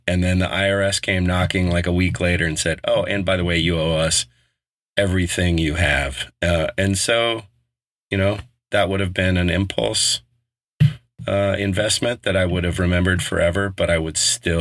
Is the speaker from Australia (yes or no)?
no; Colorado, United States; moved away; also born or lived in Bay Area, California; growing up in Colorado, we were 45 minutes from Loveland